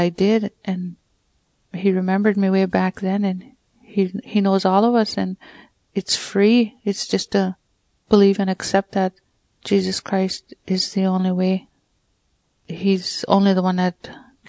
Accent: Peguis First Nation, Manitoba, Canada; I'm from Peguis, Manitoba, First Nation. When I was young, growing up, it wasn't easy.

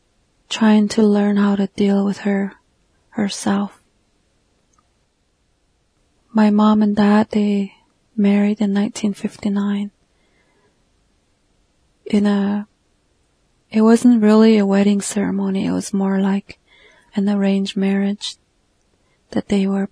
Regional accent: Northern Arizona, United States; I'm a Navajo from the Southwest United States in Northern Arizona

